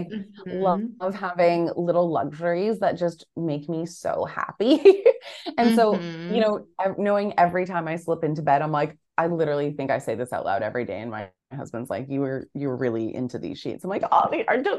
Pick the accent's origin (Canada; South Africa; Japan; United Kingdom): Canada; now in Australia; growing up in Canada and then living in Australia